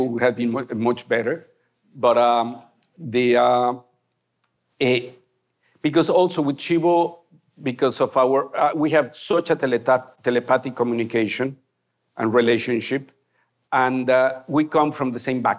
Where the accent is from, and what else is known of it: Mexico; first language Spanish; English is a second language